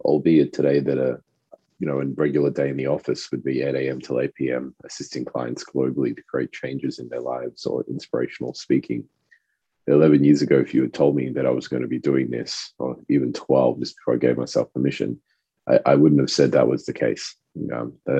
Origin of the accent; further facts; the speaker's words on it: Australia; first language French; English is a second language; also born or lived in Rodrigues Island; coming to Australia when I was about 4 years old, I spoke fluent French. My family's from Rodriguez Island, which is a little French island